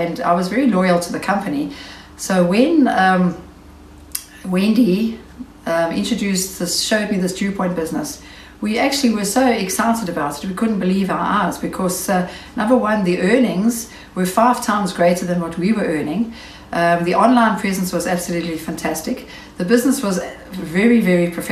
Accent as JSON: {"language": "English", "town": "Knysna", "region": "Western Cape", "country": "South Africa", "also_born_or_lived": "Port Elizabeth", "said": "I'm from Knysna in the Western Cape."}